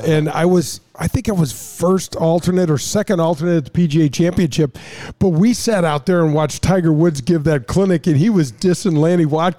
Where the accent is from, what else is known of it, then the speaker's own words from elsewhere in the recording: Canada; But I was in the game, and I'll never forget the impact of being a Canadian and a member of the NHL Hall of Fame.